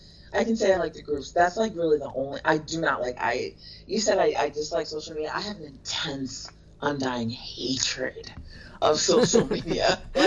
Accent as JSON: {"language": "English", "town": "New York City", "region": "New York", "country": "United States", "also_born_or_lived": "Brooklyn", "said": "I'm actually from Queens, Queens Village, which is in Jamaica, Queens."}